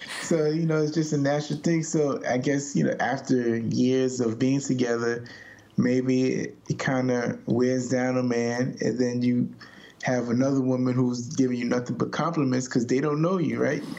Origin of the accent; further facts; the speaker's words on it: New York, United States; I'm a New Yorker